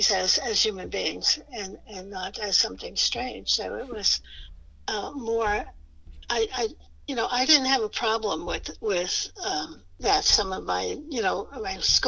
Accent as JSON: {"language": "English", "town": "New York City", "region": "New York", "country": "United States", "tie": "born or raised there", "said": "I was born in the Bronx, New York on April 6, 1938."}